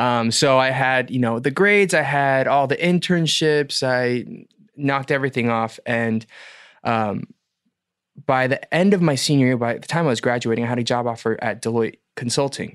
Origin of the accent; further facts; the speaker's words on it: Atlanta, Georgia, United States; moved away as an adult; also born or lived in Boston / Los Angeles; now in South Korea; born and raised in Atlanta